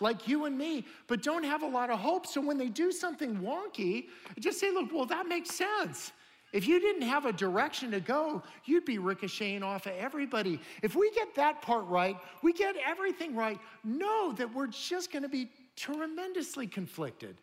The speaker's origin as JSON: {"language": "English", "town": "San Jose", "region": "California", "country": "United States", "tie": "born or raised there", "said": "I grew up in San Jose, California"}